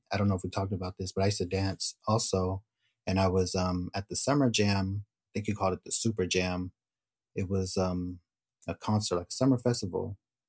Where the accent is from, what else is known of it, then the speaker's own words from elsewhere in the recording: Bay Area, Northern California, United States; And I'm from the Bay Area, Northern California.